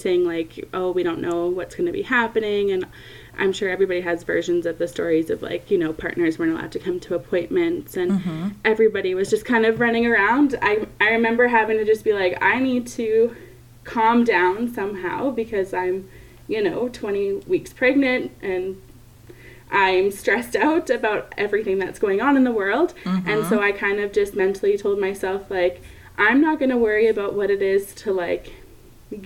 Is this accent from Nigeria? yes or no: no; Canada; I'm from Canada